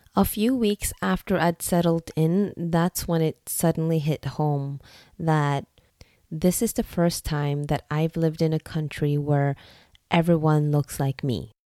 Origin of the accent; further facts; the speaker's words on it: Norway; English is a second language; also born or lived in Singapore; I am ethnically Vietnamese, but born and raised in Norway